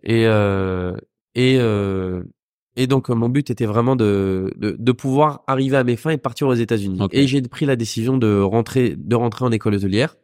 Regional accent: Vincennes, Île-de-France, France; also born or lived in London; j'ai grandi, j'ai grandi entre Vincennes et Saint-Mandé dans le 94

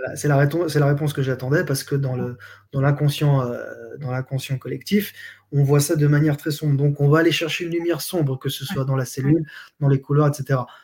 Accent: Switzerland; moved away; also born or lived in Geneva; je viens de Suisse

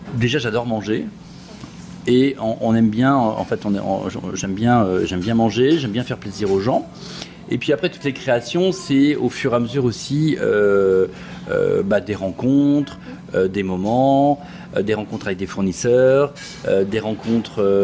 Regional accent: Brittany, France; je suis de Bretagne.

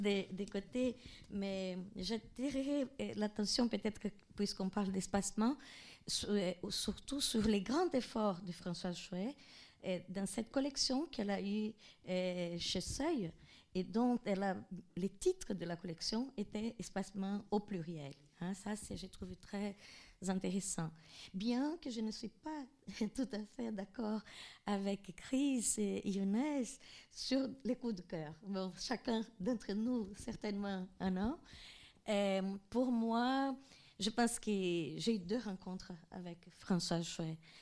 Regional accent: Mato Grosso, Brazil; moved away; là où je suis née, au Mato Grosso

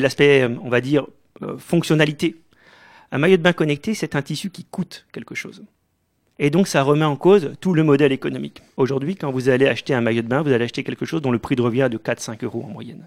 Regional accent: Mulhouse, Grand Est, France; je suis né à Mulhouse en 1977, au Diaconat, comme beaucoup de Mulhousiens

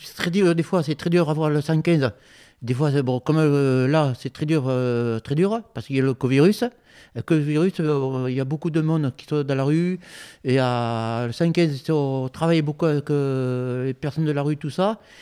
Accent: Bordeaux, Nouvelle-Aquitaine, France; also born or lived in Bègles; Et je suis origine de Bordeaux. Je suis d'origine d'ici. Je voyageais pas mal. Bon, je suis né à Bègle, après Bordeaux.

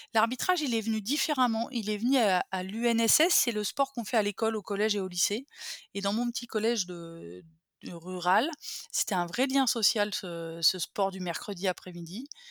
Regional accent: a small village near Bourgueil, Touraine, Centre-Val de Loire, France; élevée par une mère et une grand-mère, euh, un schéma matriarcal, au milieu de la ruralité française, dans un petit village qui s'appelle Benet, à côté de Bourgueil, au milieu des vignobles tourangeaux

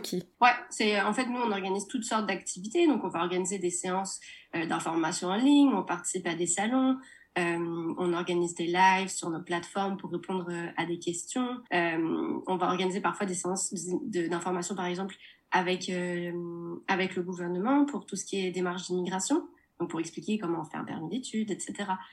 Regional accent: Nantes, Pays de la Loire, France; moved away as an adult; now in Montreal, Canada; je viens de Nantes

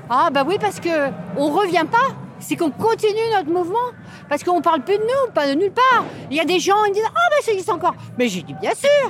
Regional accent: Orléans, Centre-Val de Loire, France; moi je suis d'Orléans et Orléans c'est des bourgeois

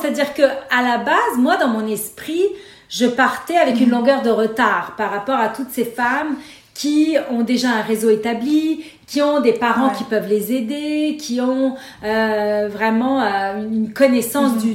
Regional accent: Beirut, Beirut Governorate, Lebanon; moved away; also born or lived in Paris / Nice / Montreal; je suis née à Beyrouth et j'ai grandi dans la guerre civile du Liban.

